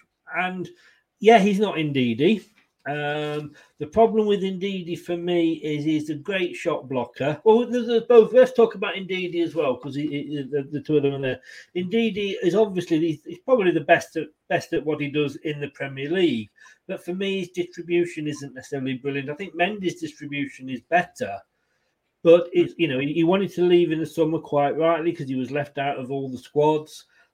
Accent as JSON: {"language": "English", "town": "Leicester", "region": "East Midlands", "country": "United Kingdom", "tie": "born there", "also_born_or_lived": "Blackpool", "said": "I was born in Leicester. I went to Blackpool, and it took me a while to get settled in, to make new friends and feel at home."}